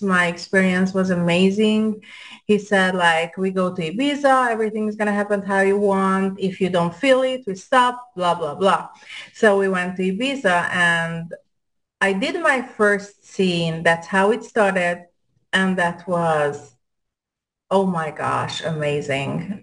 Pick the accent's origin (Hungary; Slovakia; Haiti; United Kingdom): Hungary; accent: European; English is a second language; moved away as an adult; now in United States; I'm Hungarian